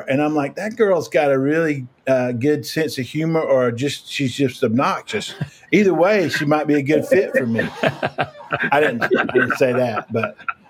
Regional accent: rural North Carolina, United States; moved away as an adult; I'm here comes Jethro Bodine from rural North Carolina to Princeton.

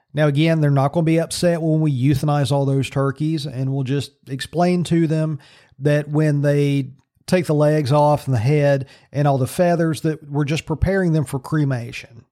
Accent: Virginia, United States; in Virginia again. So all this stuff's going on in my home state.

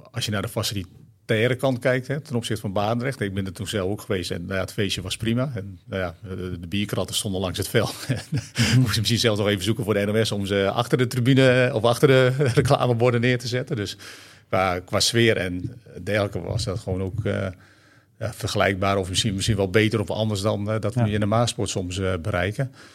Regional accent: Friesland, Netherlands; Vroeger in Friesland, waar ik geboren ben.

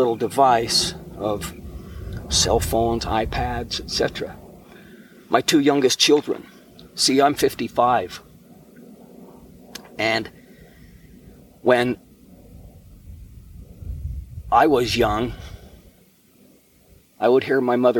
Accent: Ogden, Utah, United States; I still remember our physical address from when I was a child growing up in Ogden, Utah

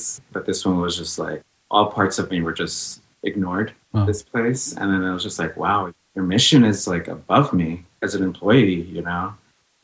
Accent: New York City, New York, United States; also born or lived in Los Angeles, California; now in San Francisco, United States; I was born in LA, and then she brought myself and her to Queens, New York, which is where I say I'm from. I'm from Jamaica.

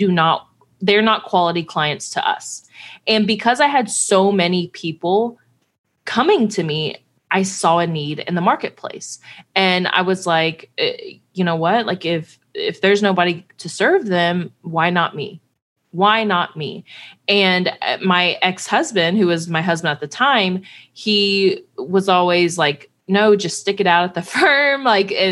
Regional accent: Houston, Texas, United States; moved away; also born or lived in Cincinnati, Ohio; I'm from Houston, huge Astros fan.

